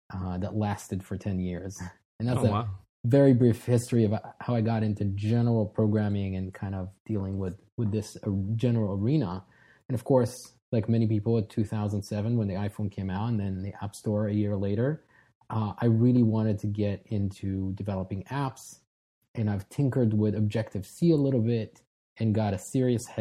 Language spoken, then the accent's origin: English; Israel; moved away as an adult; now in United States; I was born and raised in Israel, but moved here when I was 21.